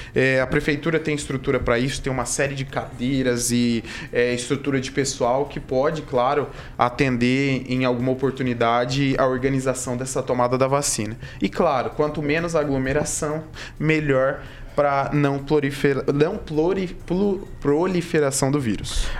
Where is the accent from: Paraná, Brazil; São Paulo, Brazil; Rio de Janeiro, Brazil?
Paraná, Brazil; Maringá; minha infância, lá no Jardim Alvorada